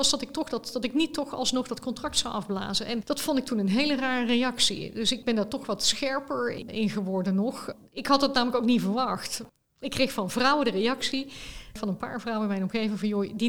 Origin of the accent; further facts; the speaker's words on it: Roosendaal, North Brabant, Netherlands; also born or lived in Leiden; Ik ben geboren in Rozendaal. dat is hier vlakbij.